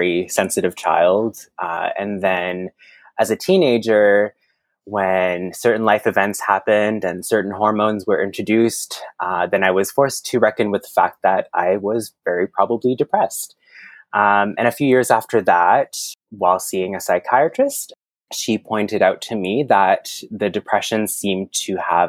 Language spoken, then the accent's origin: English; Moncton, New Brunswick, Canada; first language French; English is a second language; moved away as an adult; now in Toronto, Canada; I was born on the East Coast in a land we know as Moncton, New Brunswick